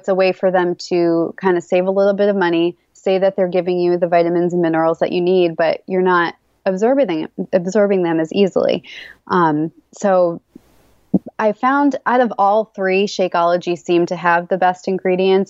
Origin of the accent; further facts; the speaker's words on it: Massachusetts, United States; born and raised in Massachusetts